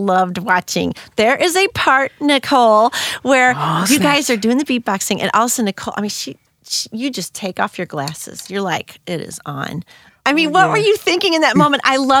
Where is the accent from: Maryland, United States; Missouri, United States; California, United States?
Missouri, United States; Hillsboro; I'm from Hillsboro.